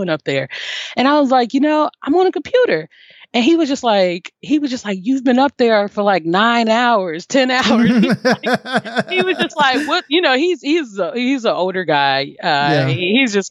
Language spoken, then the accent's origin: English; Cincinnati, Ohio, United States; moved away as an adult; also born or lived in Alabama; now in Nashville, United States; So I'm born and raised in Cincinnati, Ohio. I left Cincinnati at 18